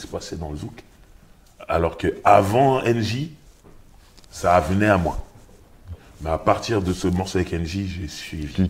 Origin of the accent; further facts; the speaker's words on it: Sarcelles, Île-de-France, France; je viens de Sarcelles, mhm. donc en banlieue parisienne.